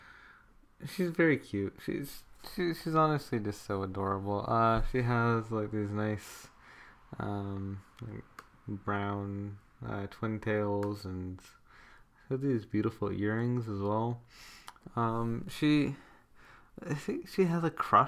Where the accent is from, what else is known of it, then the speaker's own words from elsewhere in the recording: Canada; my home country of Canada